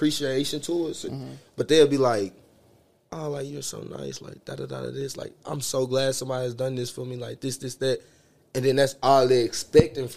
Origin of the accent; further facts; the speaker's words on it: the South, United States; I'm from the South. Exactly. Baby, I'm from the South